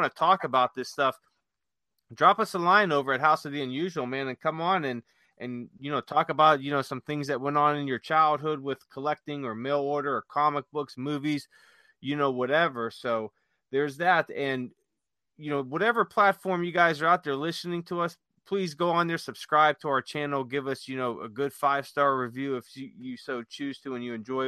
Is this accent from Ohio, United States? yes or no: yes; Youngstown, Ohio, United States; in Youngstown, Ohio, growing up